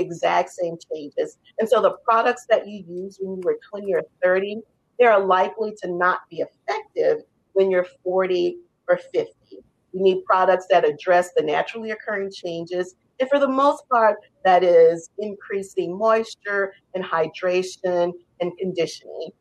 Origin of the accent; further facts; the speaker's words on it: New Orleans, Louisiana, United States; how I was raised in New Orleans